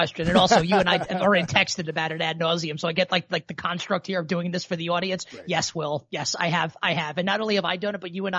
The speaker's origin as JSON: {"language": "English", "region": "New York", "country": "United States", "said": "as a New Yorker and a guy who grew up a Giants fan"}